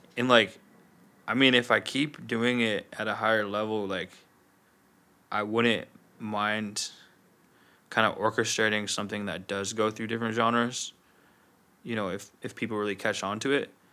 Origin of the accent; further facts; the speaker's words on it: Wyoming, United States; also born or lived in Chicago; I moved around from Chicago to Wyoming as, like, a really young kid.